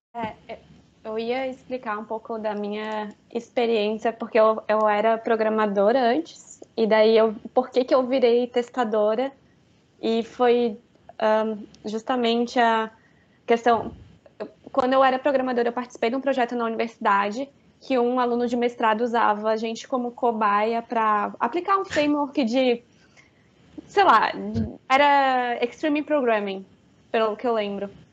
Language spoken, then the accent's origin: Portuguese; Florianópolis, Santa Catarina, Brazil; eu sou de Florianópolis, trabalho daqui